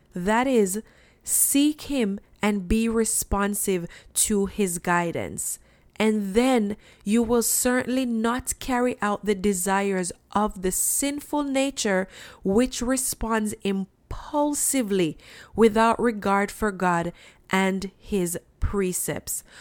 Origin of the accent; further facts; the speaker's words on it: Jamaica; I'm from Jamaica. And when I was growing up, we had red floors.